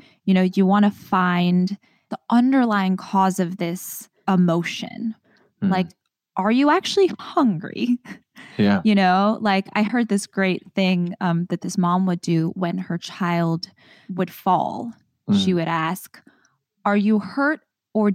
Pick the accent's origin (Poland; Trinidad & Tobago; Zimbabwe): Trinidad & Tobago; now in United States; I feel like I'm Trinidadian